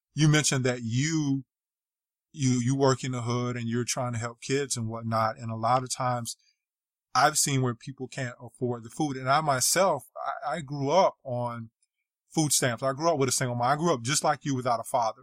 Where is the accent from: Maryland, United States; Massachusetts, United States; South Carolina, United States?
South Carolina, United States; I'm from, I grew up in South Carolina, so I'm Southern as well